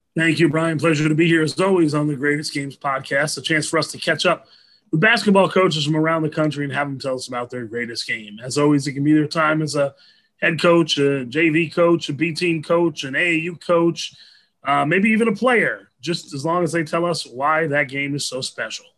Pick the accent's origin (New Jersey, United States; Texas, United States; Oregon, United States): New Jersey, United States; I grew up in New Jersey